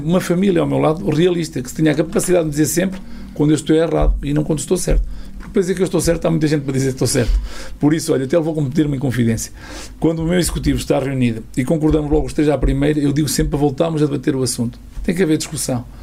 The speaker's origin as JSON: {"language": "Portuguese", "town": "Freixo de Espada à Cinta", "region": "Norte", "country": "Portugal", "tie": "born or raised there"}